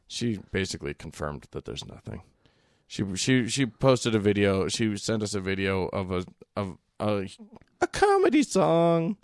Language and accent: English; United States